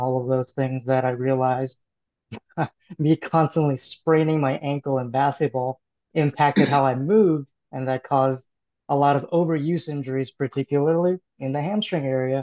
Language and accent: English; Oakland, California, United States; I grew up in Oakland, California